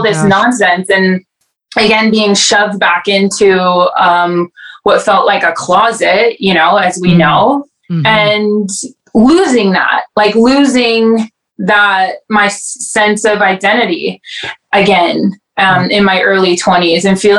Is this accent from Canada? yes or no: yes; Welland, Ontario, Canada; moved away as an adult; also born or lived in Toronto; now in Edmonton, Canada; I grew up in Welland